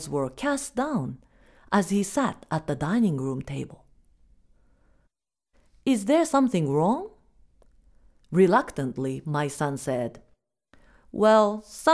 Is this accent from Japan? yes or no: yes; Japan; first language Japanese; English is a second language; now in United States; we are Japanese